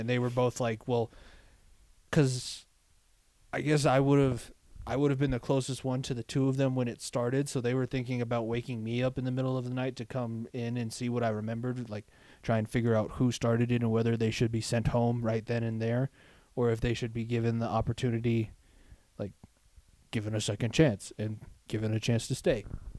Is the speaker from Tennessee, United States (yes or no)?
no; Thornton, Colorado, United States; I was passing like all the old baseball fields that I used to practice at when I was growing up. All of the places that we spent like most of my childhood before we moved from Thornton to here.